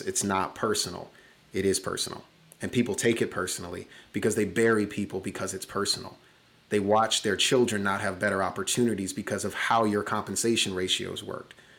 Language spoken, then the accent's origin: English; Chicago, Illinois, United States; that first winter, not having heat in a house in the third largest city in America